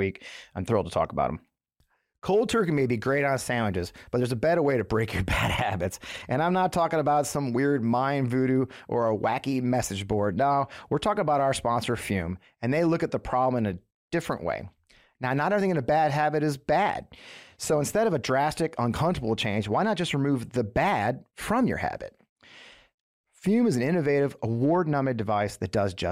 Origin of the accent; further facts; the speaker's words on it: Missouri, United States; I grew up here in Missouri.